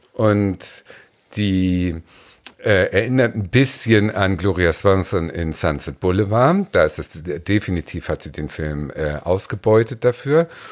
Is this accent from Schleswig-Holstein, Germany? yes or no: yes; near Ahrensburg, Schleswig-Holstein, Germany; Ich bin ja geboren in der Nähe von Ahrensburg